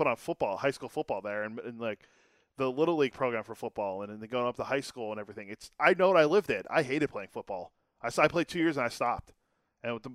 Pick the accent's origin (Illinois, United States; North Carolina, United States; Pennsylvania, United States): Pennsylvania, United States; Western; I grew up in Western Pennsylvania